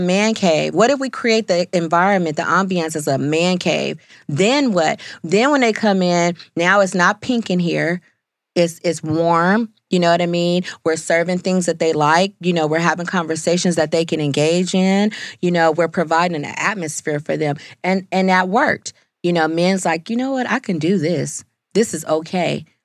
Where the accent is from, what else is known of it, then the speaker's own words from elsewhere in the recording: California, United States; moved away; I'm from California